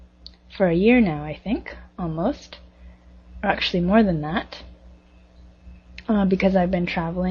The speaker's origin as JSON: {"language": "English", "town": "Toronto", "region": "Ontario", "country": "Canada", "tie": "born or raised there", "moved": "as an adult", "said": "Well, I grew up in Toronto, and it's quite a big city. In the greater Toronto area, there's about, I think, 3.5 million people just now, and it's very multicultural"}